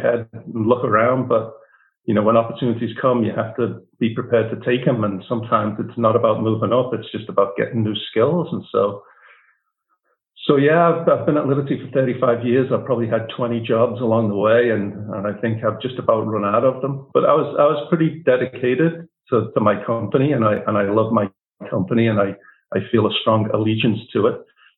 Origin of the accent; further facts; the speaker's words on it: Liverpool, North West England, United Kingdom; moved away as an adult; now in United States; I was born in Liverpool, not to wealthy means by any stretch of the imagination